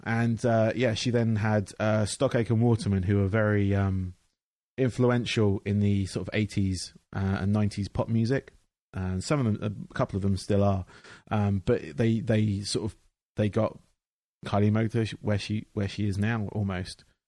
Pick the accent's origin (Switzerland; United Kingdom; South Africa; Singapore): United Kingdom; England; I grew up in England where they have um, they had basically a factory